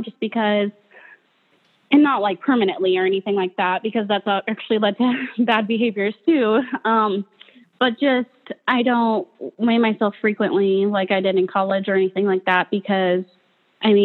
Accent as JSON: {"language": "English", "town": "Fullerton", "region": "Nebraska", "country": "United States", "moved": "yes", "lives_now": "Omaha, United States", "said": "Fullerton, Nebraska"}